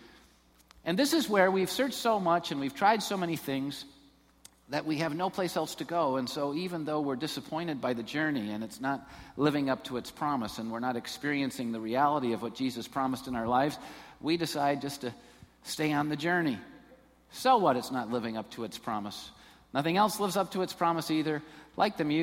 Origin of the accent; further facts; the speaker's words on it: Taylor, Michigan, United States; I was born in Taylor. I'm from down there